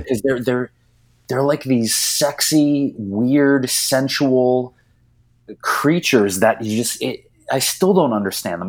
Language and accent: English; Detroit, Michigan, United States; moved away as an adult; now in California, United States; I grew up in Detroit, Michigan